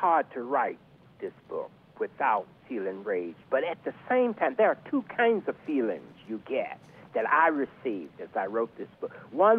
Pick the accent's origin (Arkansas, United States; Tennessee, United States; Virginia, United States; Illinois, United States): Arkansas, United States; the South; moved away; also born or lived in New York City; I grew up in the South, and lynching in Arkansas, and lynching was definitely a part of my experience in growing up.